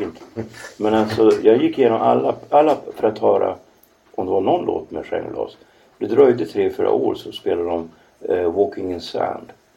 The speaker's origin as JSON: {"language": "Swedish", "region": "Norrland", "country": "Sweden", "said": "jag är norrlänning"}